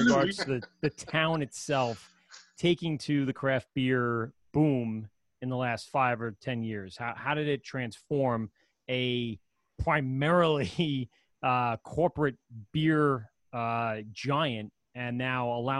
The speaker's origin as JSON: {"language": "English", "country": "Ireland", "said": "As a Irishman as well, that was our tradition in our family."}